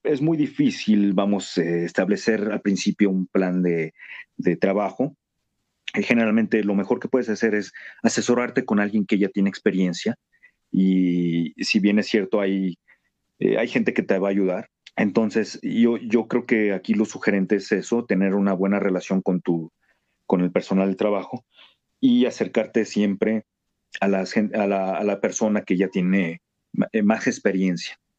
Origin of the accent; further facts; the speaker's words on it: Mexico City, Mexico; México, Distrito Federal, ahora Ciudad de México